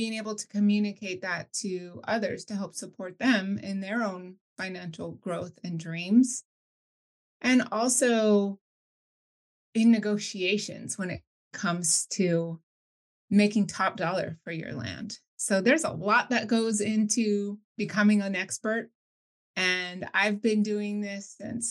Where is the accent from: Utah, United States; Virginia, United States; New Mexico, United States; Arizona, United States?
New Mexico, United States; moved away as an adult; now in California, United States; I was originally born and raised in New Mexico